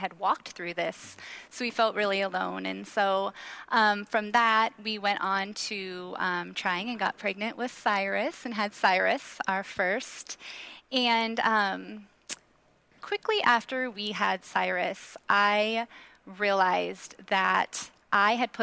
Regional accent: Washington, United States; our church that we grew up in Washington

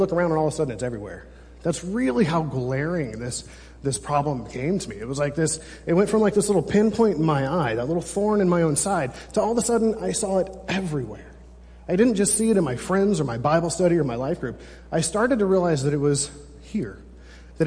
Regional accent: California, United States; I'm from California

